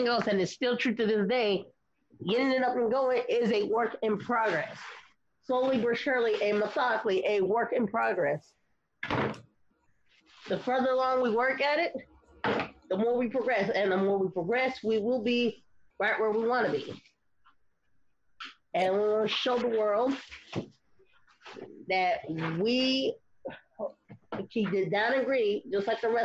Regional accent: Franklin, United States; born or raised there

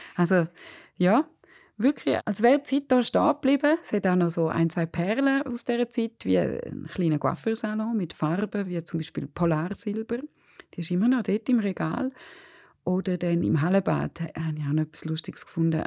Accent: Surrein, Graubünden, Switzerland; als ich in den 80er und 90er Jahren in Surain aufgewachsen bin

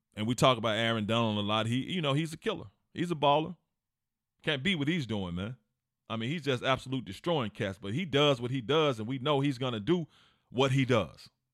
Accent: Memphis, Tennessee, United States; I'm from Memphis

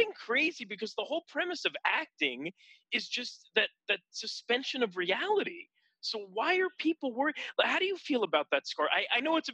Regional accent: New York, United States; now in Los Angeles, United States; I was born in New York

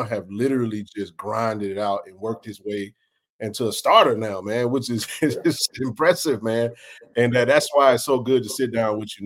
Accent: Jackson, Mississippi, United States; Jackson is a lovable place, man. My hometown

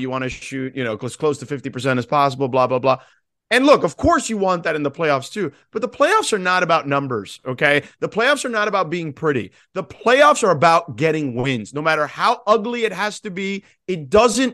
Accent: Miami, Florida, United States; my friends I grew up with in Miami

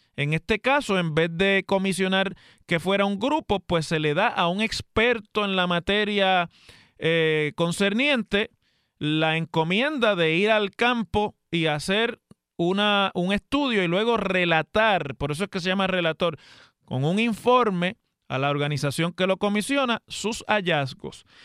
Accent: Puerto Rico; los puertorriqueños somos ciudadanos de los Estados Unidos

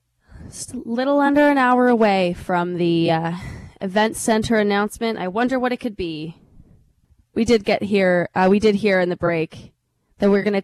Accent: Toronto, Ontario, Canada; now in Calgary, Canada; I grew up in Toronto. I grew up going to the Sky Dome.

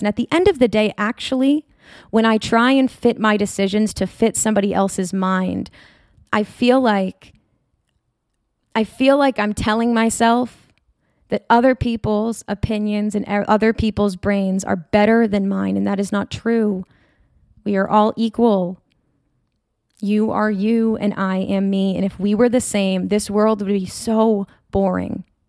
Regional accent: North Shore of Massachusetts, United States; also born or lived in Rhode Island / New Hampshire; I grew up in the North Shore of Massachusetts

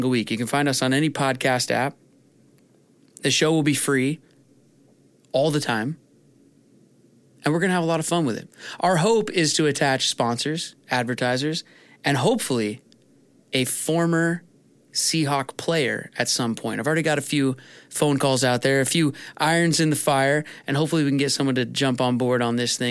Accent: Edmonds, Washington, United States; born and raised in Edmonds, Washington

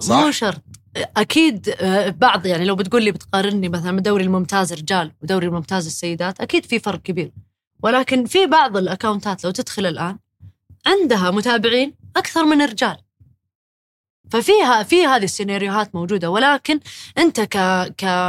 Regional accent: Saudi Arabia; احنا كسعوديين

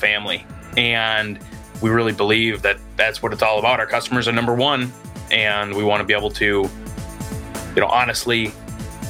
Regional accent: South Lyon, Michigan, United States; also born or lived in Kearsarge, Michigan (family); I actually grew up downstate. Family's from Kearsarge. And then I grew up downstate in South Lyon, just outside of Brayton in Ann Arbor

